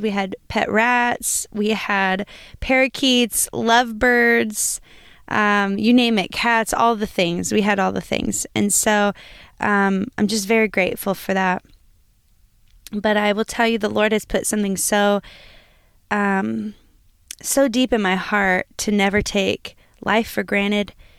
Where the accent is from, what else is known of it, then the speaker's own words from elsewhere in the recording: Lima, Ohio, United States; moved away; I am from, originally from Lima, Ohio